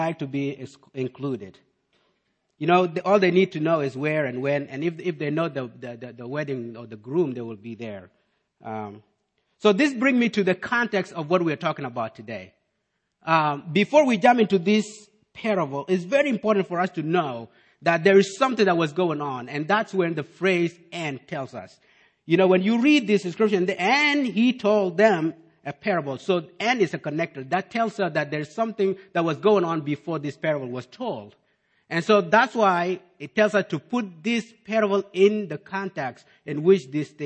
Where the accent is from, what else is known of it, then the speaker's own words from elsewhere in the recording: South Sudan; also born or lived in Malakal; now in United States; growing up in South Sudan